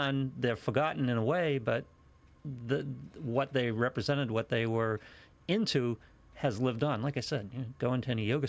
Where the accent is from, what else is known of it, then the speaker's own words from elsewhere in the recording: Haverhill, Massachusetts, United States; I come from Haverhill.